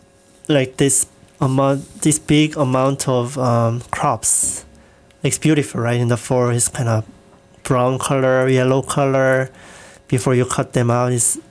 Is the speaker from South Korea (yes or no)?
yes; South Korea; I'm from Korea, and Korea also has a South and North Korea.